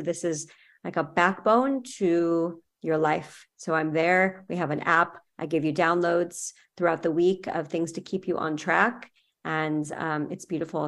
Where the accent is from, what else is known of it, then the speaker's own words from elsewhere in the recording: California, United States; moved away as an adult; now in Miami, United States; I'm from California